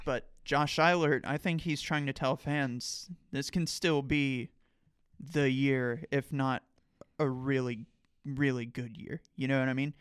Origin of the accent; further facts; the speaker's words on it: Point Pleasant, West Virginia, United States; now in Morgantown, United States; a writer for the newspaper in my hometown